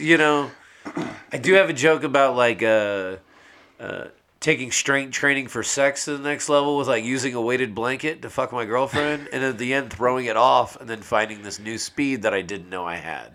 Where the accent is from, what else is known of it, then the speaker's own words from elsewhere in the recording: San Antonio, Texas, United States; moved away as an adult; also born or lived in Norman, Oklahoma; now in Oklahoma City, United States; I was born here in Norman, and then uh, raised in San Antonio